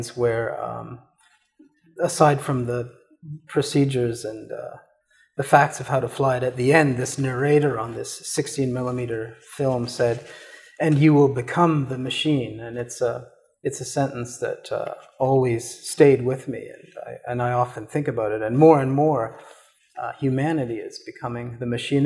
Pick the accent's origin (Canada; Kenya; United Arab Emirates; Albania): Canada; I was born in Canada. I did have this very short career in the Canadian military. I was very much a product of suburban Canada